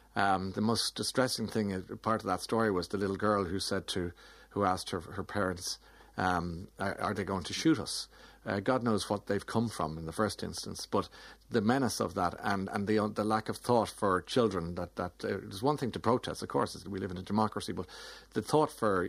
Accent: Australia; we're Australian and so forth.

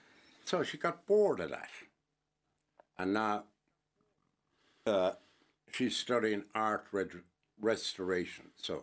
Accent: Helvick, Munster, Ireland; Sure, I was brought up in Helby. That's why I have Cooper the Fuckle gum.

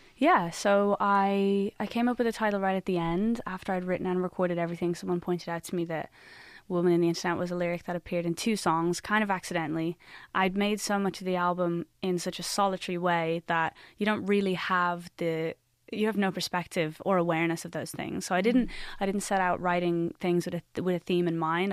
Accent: Ireland; as an Irish like artist

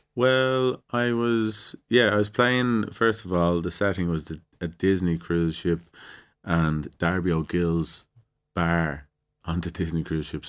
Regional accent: Ireland; what are we expected to do as Irish people? How are we seen as Irish people?

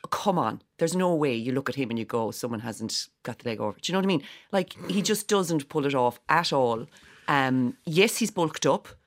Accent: Whitechurch, Ireland; we're both from White Church Village

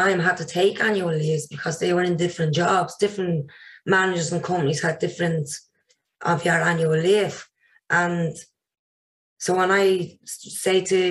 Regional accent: Ireland; I had to move away from my hometown, Maria

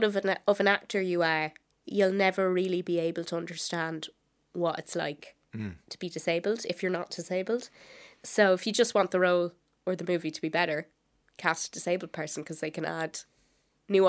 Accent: Wexford, Leinster, Ireland; I am from Wexford

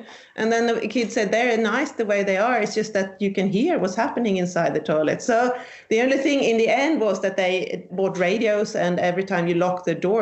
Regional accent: southern Sweden, Sweden; I'm from Sweden, the southern part of Sweden.

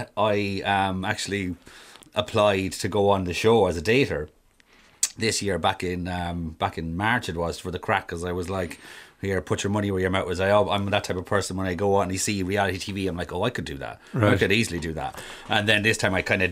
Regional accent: Durrow, Laois, Ireland; I'm originally from Durrow in County Leash.

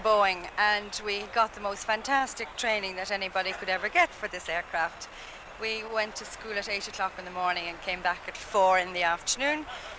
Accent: Dublin, Leinster, Ireland; from Dublin also.

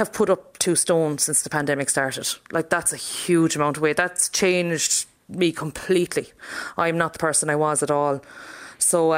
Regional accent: Castleconnell, Munster, Ireland; moved away as an adult; now in Ballina, Ireland; it was a very quiet village to grow up

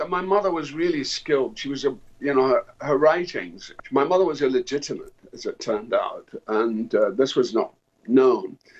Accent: Dundee, Scotland, United Kingdom; My my hometown in Dundee

